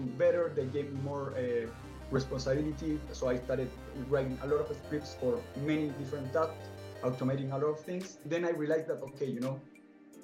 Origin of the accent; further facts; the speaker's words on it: Santiago, Santiago Metropolitan Region, Chile; moved away as an adult; now in Canada; I am from Chile, from Santiago